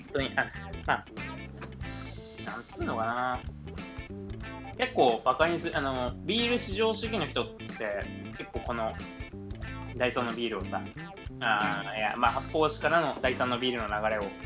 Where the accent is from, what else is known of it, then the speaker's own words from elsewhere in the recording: Yamagata, Japan; 俺、俺山形県人なんで